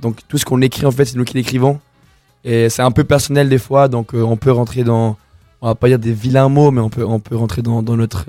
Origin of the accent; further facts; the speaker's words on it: Colombia; now in Lausanne, Switzerland; je suis colombien, et bah, j'ai commencé à rapper en espagnol